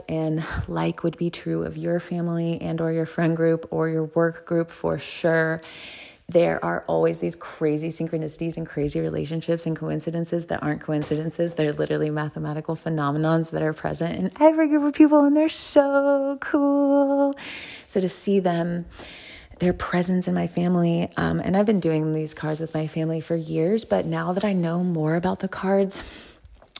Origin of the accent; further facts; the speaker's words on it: the South, United States; I'm from the South